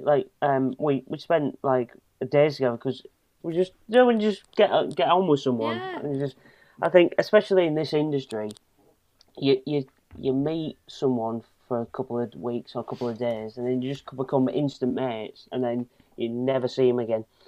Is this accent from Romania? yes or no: no; Hull, Yorkshire and the Humber, United Kingdom; being from Hull